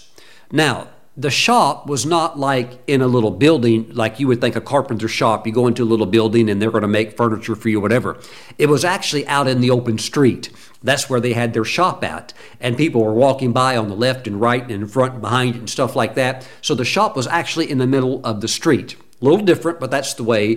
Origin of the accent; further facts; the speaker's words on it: United States; for me as an American